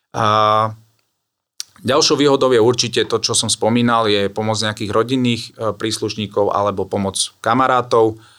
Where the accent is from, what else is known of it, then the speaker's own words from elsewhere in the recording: Trebišov, Košice Region, Slovakia; now in Bratislava, Slovakia; pochádzam z východného Slovenska od Trebišova, ale už dlhé roky, nejakých 16 rokov žijem eh, v Bratislave